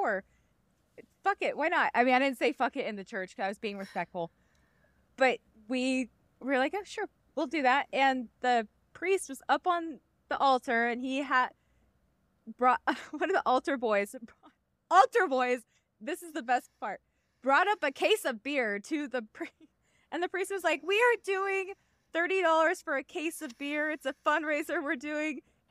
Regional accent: Midwest, United States; I grew up in the Midwest

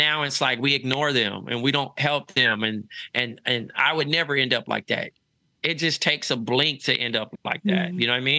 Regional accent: Los Angeles, California, United States; moved away as an adult; also born or lived in Iowa; now in New York City, United States; Growing up in Los Angeles is Groundhog's Day

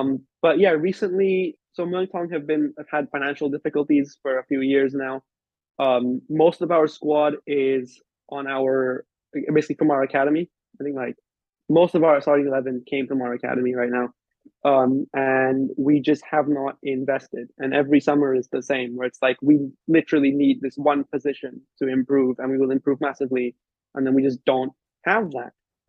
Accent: Liverpool, North West England, United Kingdom; I'm from Liverpool.

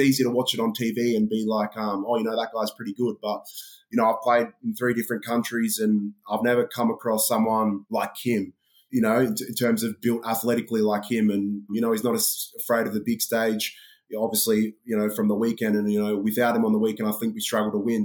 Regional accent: Melbourne, Victoria, Australia; moved away as an adult; now in Glasgow, United Kingdom; when I was growing up in Australia

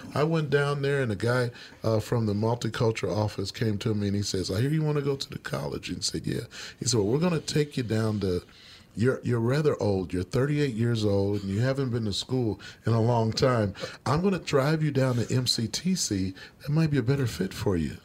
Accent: Kansas City, Missouri, United States; moved away as an adult; now in Minnesota, United States; I grew up in Kansas City, Missouri.

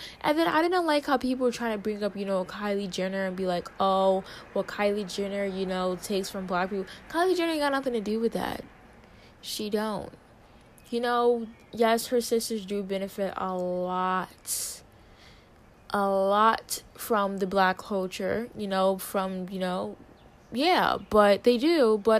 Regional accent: Hawaii, United States; And it's because, you know, I did that because I'm Hawaiian. Like, no, that doesn't make sense. Like, because, you know, I'm a Hawaiian, you know, that's what we do.

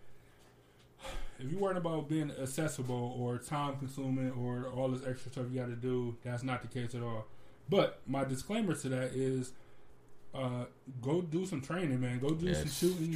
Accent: United States; I'm American

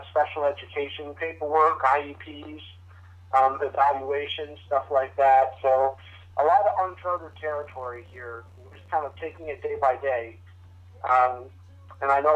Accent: Vermont, United States; growing up in Vermont, I was actually in junior high when 9/11 happened

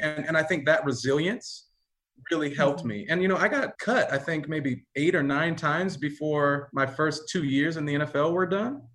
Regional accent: Pomona, California, United States; also born or lived in Diamond Bar, California; I grew up in LA County. I grew up in Pomona, California, um, Diamond Bar, California

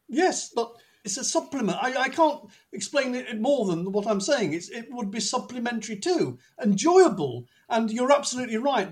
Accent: Manchester, North West England, United Kingdom; moved away as an adult; also born or lived in North London; now in London, United Kingdom; If people ask me where I come from, I would always say Manchester, even though, like John, I haven't lived there since I was 18 and went to university.

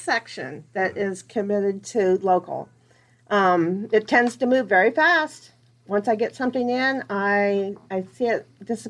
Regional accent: Wapello, Iowa, United States; I grew up in Wapello

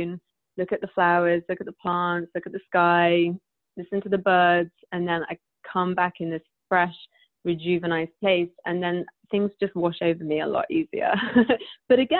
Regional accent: United Kingdom; because I'm British

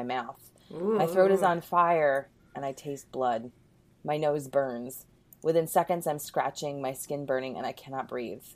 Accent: Canada; I'm Canadian

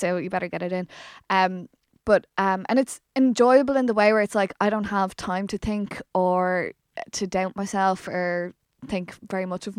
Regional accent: Brazil; I'm not Irish. I'm Brazilian.

